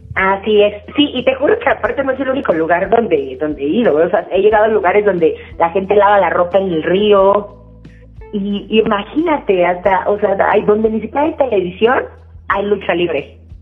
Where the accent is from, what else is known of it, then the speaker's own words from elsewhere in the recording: Mexico; nosotros mismos como mexicanos